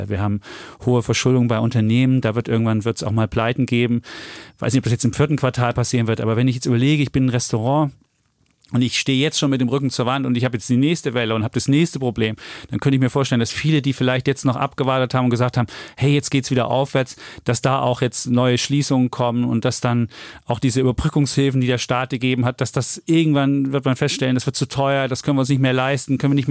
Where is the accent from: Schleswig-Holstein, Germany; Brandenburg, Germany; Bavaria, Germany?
Bavaria, Germany; Franconia; Ich bin der Franke übrigens, gell?